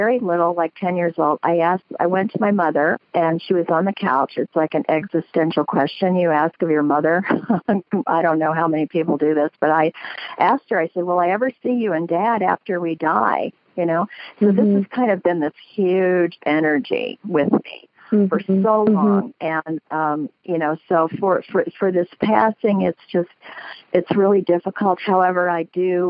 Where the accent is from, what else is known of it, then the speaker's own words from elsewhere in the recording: Dayton, Ohio, United States; now in San Ramon, United States; I grew up there